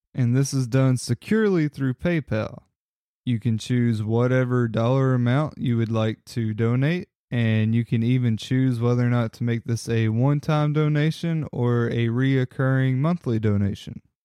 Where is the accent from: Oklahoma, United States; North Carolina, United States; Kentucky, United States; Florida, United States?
Kentucky, United States; my home state of Kentucky